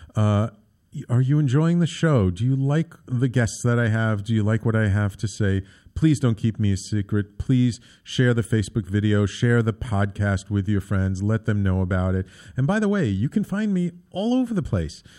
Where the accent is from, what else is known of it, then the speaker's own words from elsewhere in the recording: New York City, New York, United States; when I was a little kid, um, growing up in the Bronx